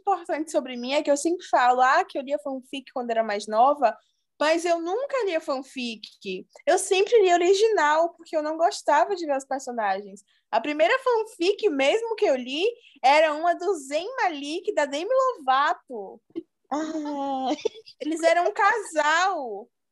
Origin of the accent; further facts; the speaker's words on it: Bahia, Brazil; eu sou da Bahia